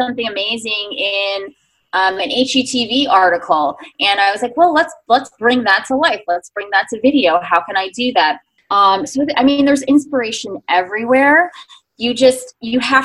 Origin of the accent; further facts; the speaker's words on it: New York, United States; I'm a New Yorker